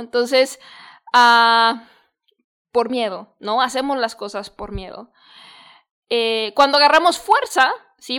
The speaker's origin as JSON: {"language": "Spanish", "town": "Guadalajara", "region": "Jalisco", "country": "Mexico", "also_born_or_lived": "San Diego", "said": "yo soy de Guadalajara"}